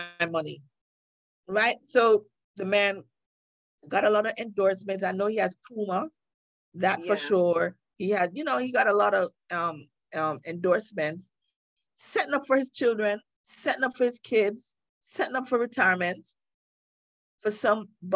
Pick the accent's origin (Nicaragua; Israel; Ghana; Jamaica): Jamaica; I'm a yardie